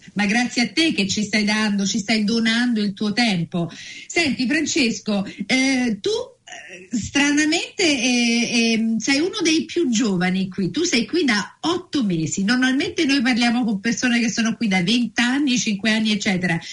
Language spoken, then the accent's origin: Italian; Naples, Campania, Italy; now in New Zealand; io vengo da Napoli